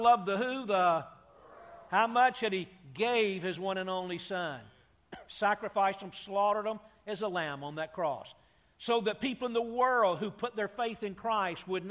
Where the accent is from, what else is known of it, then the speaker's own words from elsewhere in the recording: Atlanta, Georgia, United States; I grew up in Atlanta, Georgia, not too far from you guys